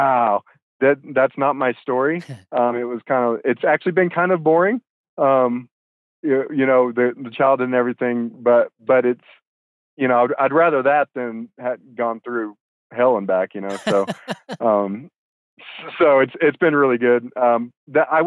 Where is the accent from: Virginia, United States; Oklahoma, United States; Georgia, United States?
Oklahoma, United States; Tulsa; also born or lived in Texas; I was born in Texas, but we moved to Tulsa, Oklahoma. Tulsa was where I spent probably most of my life